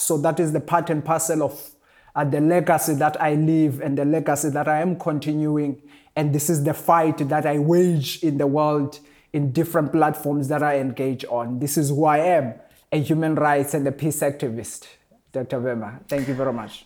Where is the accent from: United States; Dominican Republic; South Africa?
South Africa